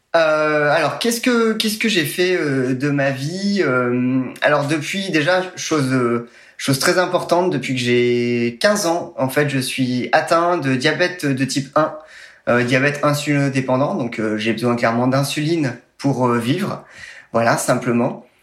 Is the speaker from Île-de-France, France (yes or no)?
no; Nevers, Bourgogne-Franche-Comté, France; je suis né à Nevers dans le dans la Nièvre